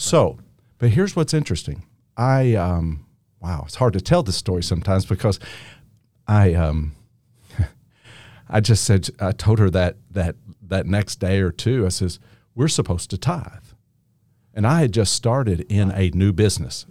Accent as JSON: {"language": "English", "town": "Henderson", "region": "Kentucky", "country": "United States", "also_born_or_lived": "Newburgh, Indiana", "said": "I am from Henderson, Kentucky."}